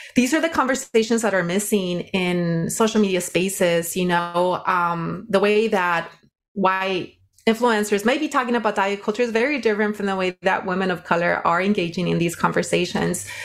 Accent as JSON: {"language": "English", "town": "Watsonville", "region": "California", "country": "United States", "tie": "born or raised there", "also_born_or_lived": "Nayarit, Mexico", "said": "I was raised in, uh, Watsonville, California. Grew up working in the field"}